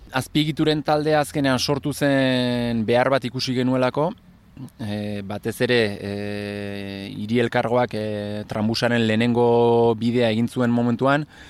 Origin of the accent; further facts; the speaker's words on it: Gipuzkoa, Basque Country, Spain; now in Bayonne, France; sortzez e, eh, Gipuzko arra, eta hori, ba, bai honan bizi naiz duela sai urtetikan